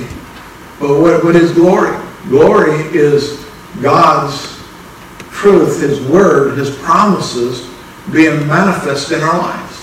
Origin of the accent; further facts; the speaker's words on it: Minnesota, United States; I'm from Minnesota, but even in Minnesota, has means past tense